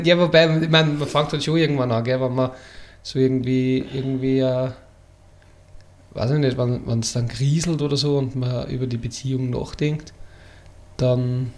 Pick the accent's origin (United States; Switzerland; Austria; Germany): Austria; Upper Austria; Ich komme aus Oberösterreich